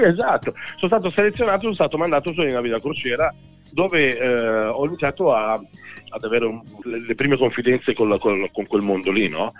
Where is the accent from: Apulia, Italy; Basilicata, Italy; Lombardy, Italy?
Lombardy, Italy; Busto Arsizio; Io sono nato a Busarsiccio, sì, sono nato settentrionale, mentre papà e mamma sono di un paese in provincia di Palermo